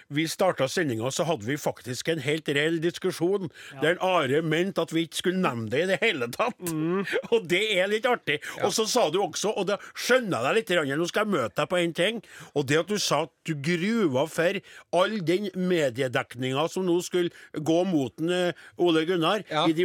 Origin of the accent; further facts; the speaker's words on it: Vestland, Norway; Jeg kommer tre mil fra Bergen.